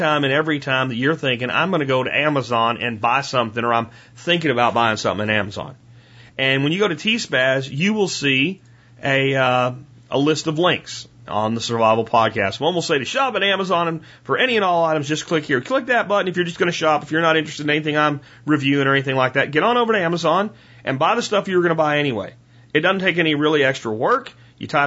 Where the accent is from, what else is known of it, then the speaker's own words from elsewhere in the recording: Pennsylvania, United States; I'm from Pennsylvania because I say PA instead of Pennsylvania